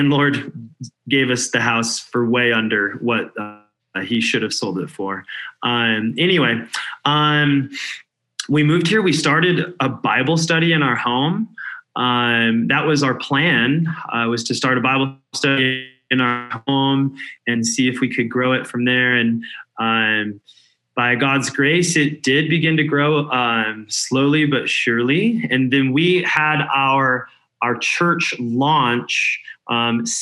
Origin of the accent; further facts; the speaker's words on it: Denver, Colorado, United States; moved away as an adult; also born or lived in California; now in Denver, United States; I grew up in Denver, but I spent almost 10 years in California